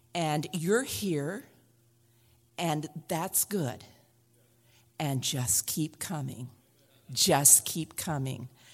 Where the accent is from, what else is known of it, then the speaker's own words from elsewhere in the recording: Oregon, United States; I'm from Oregon